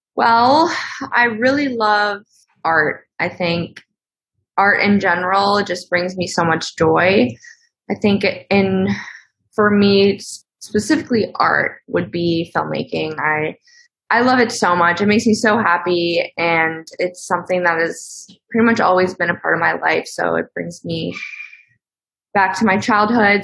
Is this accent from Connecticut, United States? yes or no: yes; Connecticut, United States; I am from Connecticut, a small town in Connecticut.